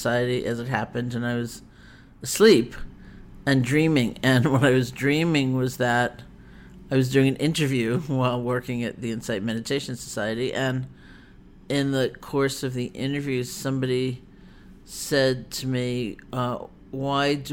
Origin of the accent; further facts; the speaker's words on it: New York, United States; moved away; also born or lived in New England; I'm a New Yorker